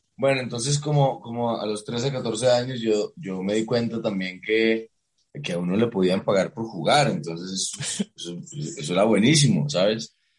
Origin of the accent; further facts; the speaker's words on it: Cartagena, Bolívar, Colombia; also born or lived in New York; yo crecí en Cartagena